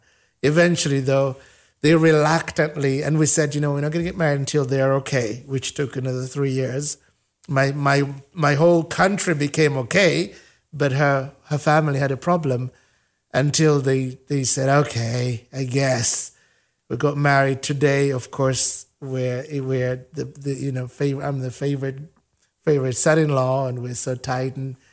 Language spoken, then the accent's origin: English; Uganda; now in United States; I'm from Africa